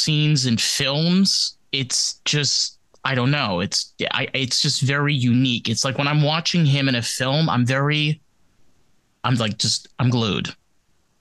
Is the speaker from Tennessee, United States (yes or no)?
no; Rockland County, New York, United States; I grew up in New York. I grew up in Rockland County